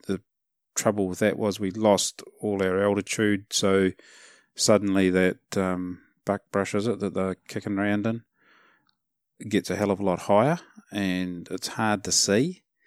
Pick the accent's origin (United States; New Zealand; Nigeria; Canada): New Zealand; as a Kiwi